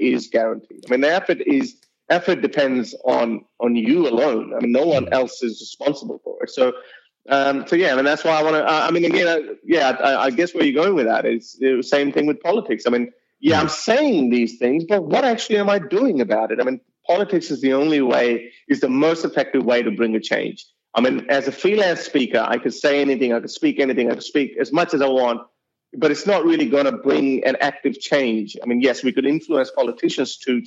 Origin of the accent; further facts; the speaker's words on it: Lahore, Punjab, Pakistan; accent: Urdu accent; now in Australia; Now people can hear my accent with the Urdu accent, and they can tell that I do belong from Punjab and Lahore, Pakistan.